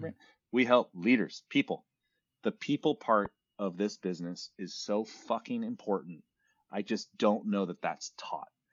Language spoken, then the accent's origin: English; San Francisco, California, United States; I'm born and raised in Silicon Valley, San Francisco